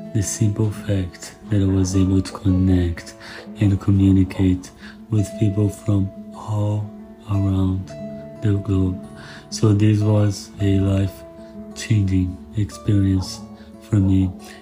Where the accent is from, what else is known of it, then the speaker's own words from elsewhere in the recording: Brazil; English is a second language; I'm from Brazil